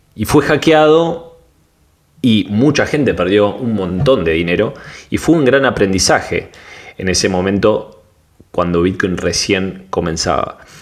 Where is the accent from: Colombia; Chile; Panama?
Panama; de Panamá